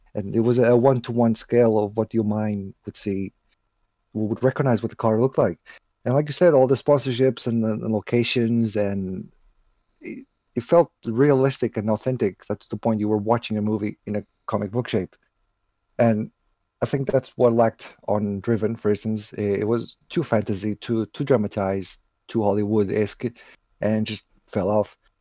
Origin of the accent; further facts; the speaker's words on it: Portugal; my hometown in Portugal